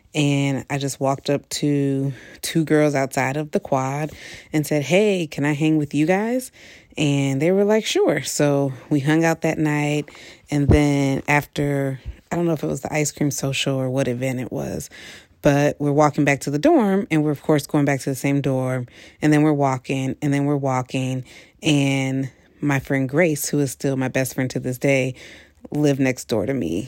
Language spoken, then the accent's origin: English; Toledo, Ohio, United States; moved away as an adult; also born or lived in Washington, D.C.; I'm originally from Toledo, Ohio, and I was just so excited to go to Howard. I went to an all-girl Catholic school, which was predominantly white in Toledo, Ohio